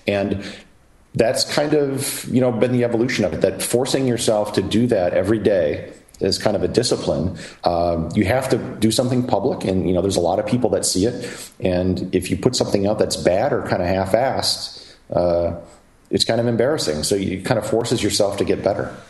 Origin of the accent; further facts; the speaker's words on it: Wisconsin, United States; moved away as an adult; originally from Wisconsin, uh, proud part owner of the Green Bay Packers